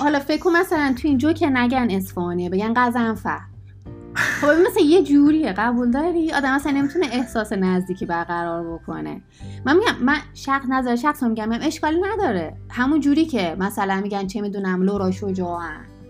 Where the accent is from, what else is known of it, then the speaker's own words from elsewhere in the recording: Isfahan, Iran; moved away; also born or lived in Tehran; من دهنم رو باز کنم همه میفهمن من اسفانیم